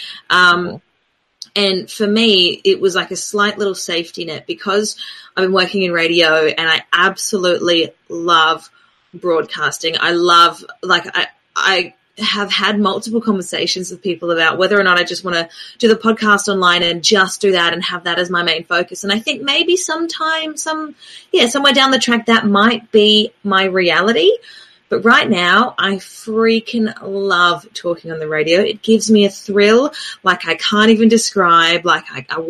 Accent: Adelaide, South Australia, Australia; moved away; also born or lived in New Zealand; I grew up with in Adelaide, which is where I'm originally from.

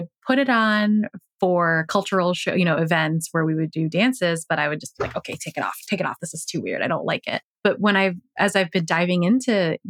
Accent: United States; also born or lived in Chicago, Illinois; I grew up in the United States

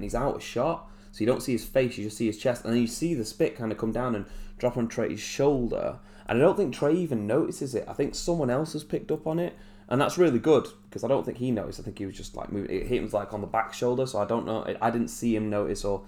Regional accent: England, United Kingdom; we as English people

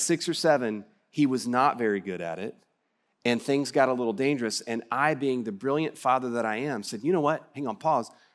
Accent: West Texas, United States; accent: West Texas; my West Texas accent

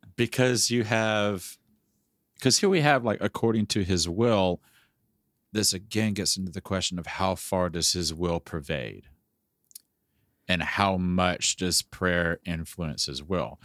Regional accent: the South, United States; I grew up in the South.

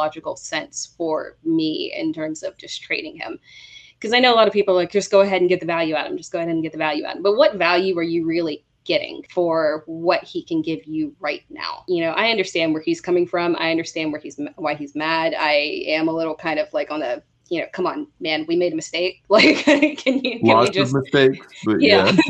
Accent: South Carolina, United States; we're all from South Carolina

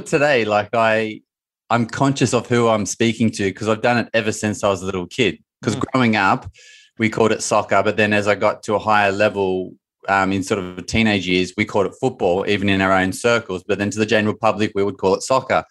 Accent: Bathurst, New South Wales, Australia; In my hometown in Australia, three and a half hours northwest of Sydney, called Bathurst

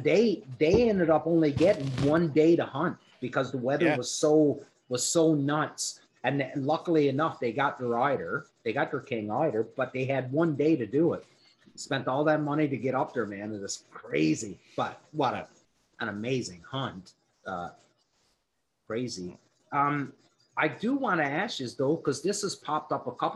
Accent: Newfoundland and Labrador, Canada; I was from Newfoundland

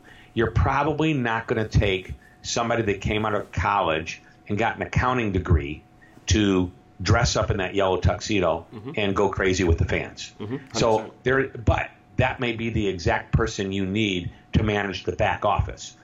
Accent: St. Louis, Missouri, United States; I'm from St. Louis, Missouri

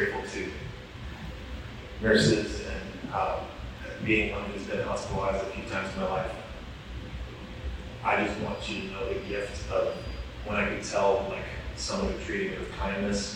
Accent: Atlanta, Georgia, United States; to be the director of my hometown, the place where I grew up

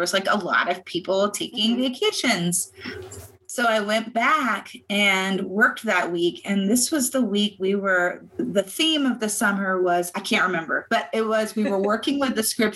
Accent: Virginia, United States; moved away as an adult; now in Arizona, United States; I am originally from Virginia

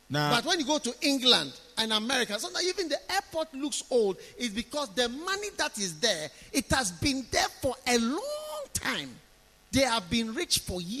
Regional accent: Accra, Greater Accra, Ghana; my life, I only know Accra and abroad. I don't know anywhere in Ghana my life when I'm growing up. My mother, my mother is not from Ghana.

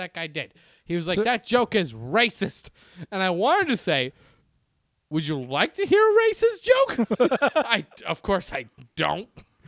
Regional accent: Baltimore, Maryland, United States; I grew up in Baltimore.

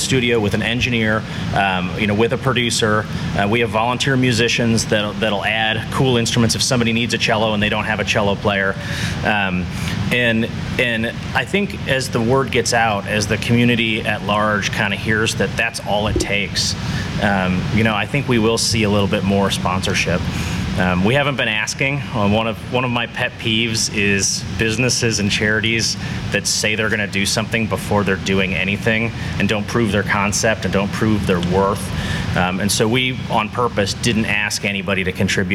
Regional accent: Wheaton, Illinois, United States; I grew up in the Chicago suburbs, Wheaton, Illinois.

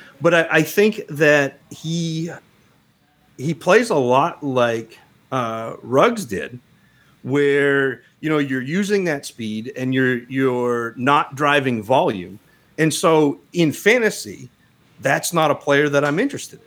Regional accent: Northern Maine, United States; I grew up in Northern Maine

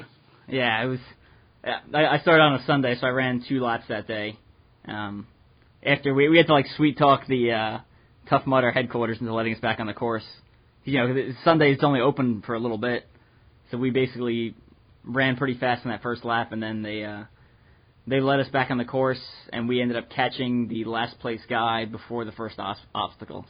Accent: New York, United States; moved away as an adult; also born or lived in Midwest; I'm from New York

